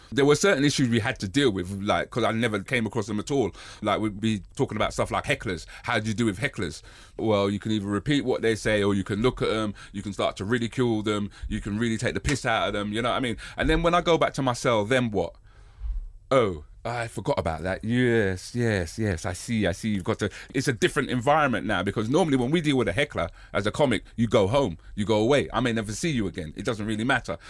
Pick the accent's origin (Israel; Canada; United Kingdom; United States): United Kingdom; I'm black British and I'm born here